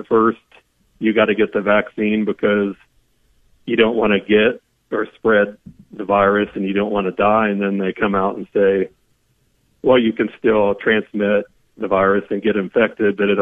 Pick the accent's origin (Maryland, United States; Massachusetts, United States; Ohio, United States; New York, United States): Ohio, United States; Southwest; I'm from Southwest Ohio